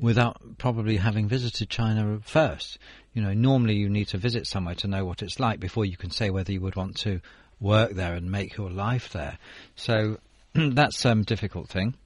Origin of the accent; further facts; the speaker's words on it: United Kingdom; I'm I'm not American, but it's probably the same for British people too